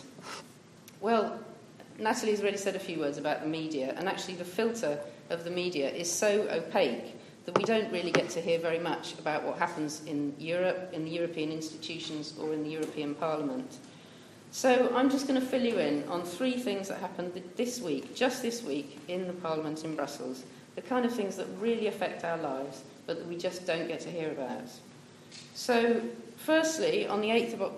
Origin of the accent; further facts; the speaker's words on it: Bath, South West England, United Kingdom; I grew up in Bath and went to school here